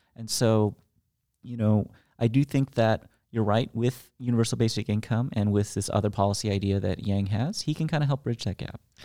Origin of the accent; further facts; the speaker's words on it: United States; I'm an American